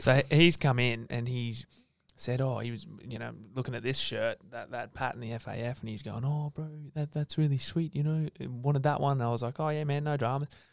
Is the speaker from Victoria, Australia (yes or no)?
no; Sydney, New South Wales, Australia; now in Brisbane, Australia; my childhood, growing up in Sydney, ending up in Brisbane